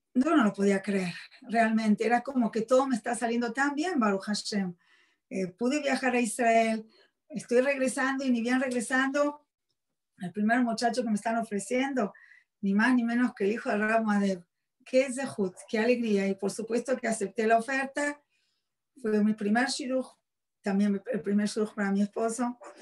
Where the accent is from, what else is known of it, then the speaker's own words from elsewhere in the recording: Buenos Aires, Argentina; moved away; soy argentina, nací en la ciudad de Buenos Aires. Em, me crié como cualquier otra muchacha de mi edad. Fui a la escuela primaria, secundaria en Argentina